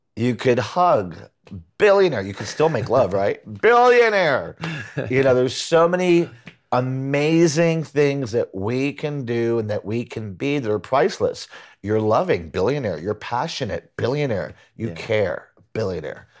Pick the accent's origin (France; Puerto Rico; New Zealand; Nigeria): Puerto Rico; moved away as an adult; also born or lived in Huntington, Long Island, New York / Boston; grew up in Puerto Rico